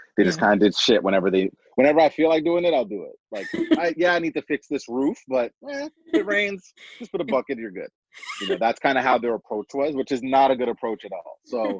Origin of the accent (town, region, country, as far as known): Toronto, Ontario, Canada; born or raised there